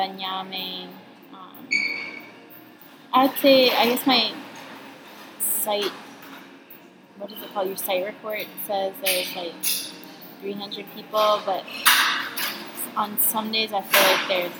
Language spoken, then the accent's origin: English; Atlanta, Georgia, United States; accent: southern; moved away as an adult; also born or lived in Northampton, Massachusetts / Bahía Honda, Herrera, Panama; now in Panama; I'm from Atlanta, Georgia. Born and raised inside the perimeter